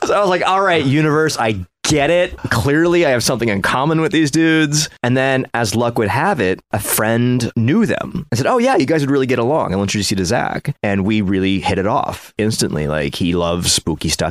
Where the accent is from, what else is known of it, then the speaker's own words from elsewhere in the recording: Ohio, United States; I was a half Asian kid growing up in Ohio